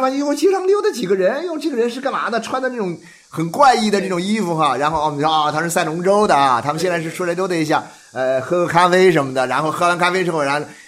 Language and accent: Chinese; China; 我们是中国人啊，我们是这个中华儿女